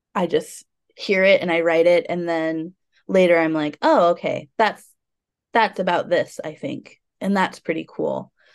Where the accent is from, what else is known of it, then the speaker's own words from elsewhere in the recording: United States; also born or lived in Portland; being American